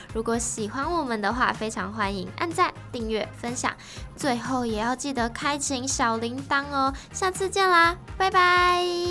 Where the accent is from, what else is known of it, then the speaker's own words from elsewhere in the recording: Kaohsiung, Taiwan; 我的故乡高雄